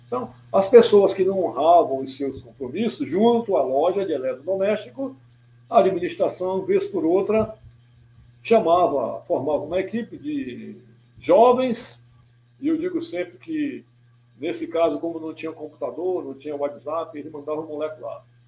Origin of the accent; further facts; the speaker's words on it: Manaus, Amazonas, Brazil; eu sou manauara de nascimento